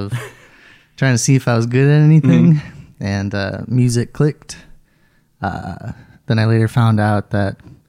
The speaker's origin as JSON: {"language": "English", "town": "Farmington", "region": "Minnesota", "country": "United States", "tie": "born or raised there", "said": "I grew up in Farmington, Minnesota."}